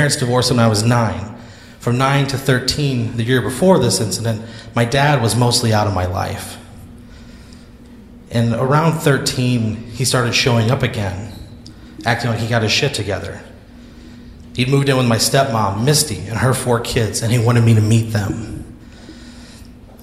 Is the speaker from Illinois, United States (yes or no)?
yes; Dupo, Illinois, United States; now in Austin, United States; my hometown of Dupo, Illinois